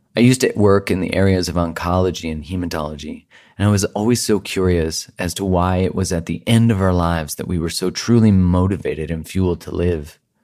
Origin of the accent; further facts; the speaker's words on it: Canada; I am Canadian. I live in Canada